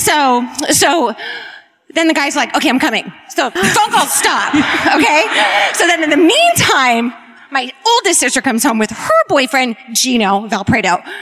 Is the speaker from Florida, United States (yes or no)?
no; Bakersfield, California, United States; I'm from Bakersfield